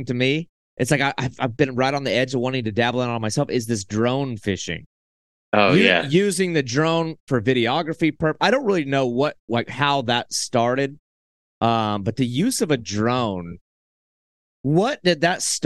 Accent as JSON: {"language": "English", "region": "Southeast", "country": "United States", "tie": "born or raised there", "said": "I grew up in the Southeast"}